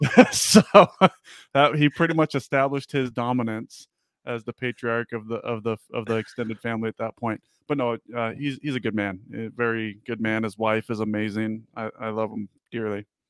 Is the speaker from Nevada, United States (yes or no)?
yes; Las Vegas, Nevada, United States; I grew up in Vegas